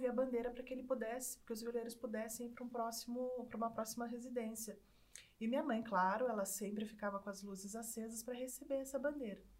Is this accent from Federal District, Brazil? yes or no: no; Cachoeira Paulista, São Paulo, Brazil; É, eu também não sou de Mogi das Cruzes, eu sou de Cachoeira Paulista.